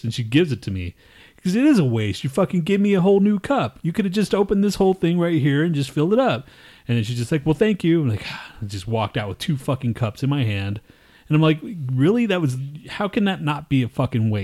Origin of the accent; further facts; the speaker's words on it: Texas, United States; moved away; I'm fucking from Texas